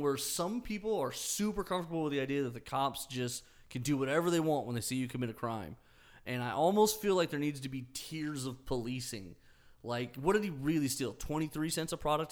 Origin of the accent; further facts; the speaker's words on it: United States; we're American